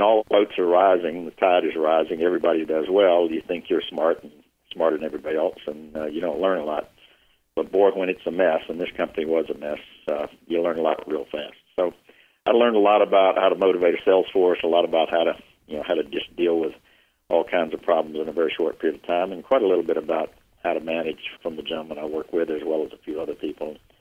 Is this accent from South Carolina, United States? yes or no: yes; Union, South Carolina, United States; moved away as an adult; I was born and raised in Union, South Carolina